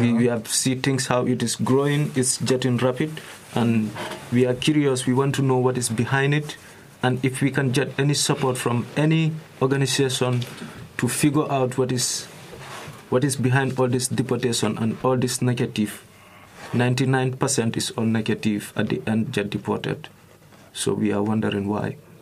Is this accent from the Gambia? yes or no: yes; Gambia; moved away as an adult; now in Germany; from Gambia